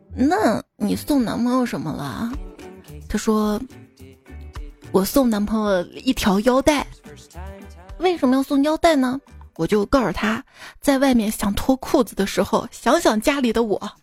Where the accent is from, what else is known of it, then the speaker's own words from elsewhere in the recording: northern China, China; 我是北方人